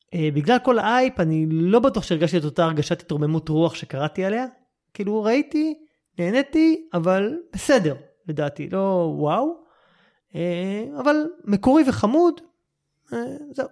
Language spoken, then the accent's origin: Hebrew; Israel; אנחנו בתור ישראלים